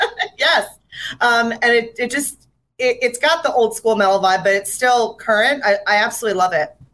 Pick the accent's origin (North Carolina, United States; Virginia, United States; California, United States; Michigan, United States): Virginia, United States; Fredericksburg; I'm actually from Fredericksburg, Virginia